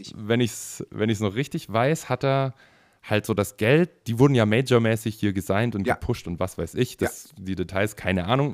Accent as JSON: {"language": "German", "area": "the South", "region": "Southern Germany", "country": "Germany", "also_born_or_lived": "Berlin", "moved": "yes", "said": "ich komme ja eigentlich aus dem Süden"}